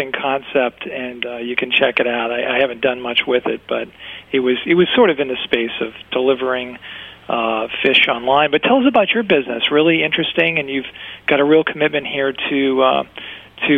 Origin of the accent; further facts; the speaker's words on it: Maine, United States; I'm from Maine